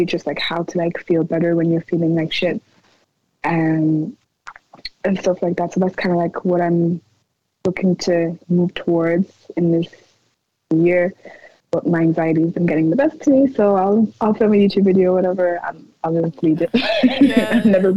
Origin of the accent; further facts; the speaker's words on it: Ireland; I'm born and raised here. I'm extremely pro-Irish. I love my country